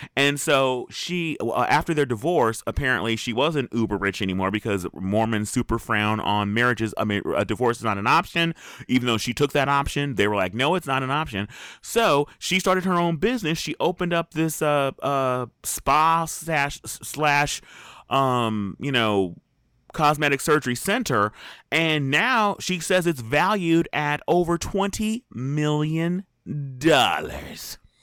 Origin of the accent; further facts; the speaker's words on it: Southern California, United States; I am from Southern California, born and raised.